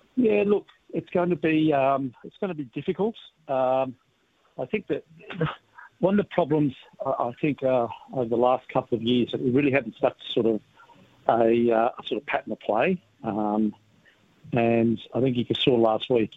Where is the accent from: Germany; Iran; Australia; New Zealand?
Australia; I'm an Australian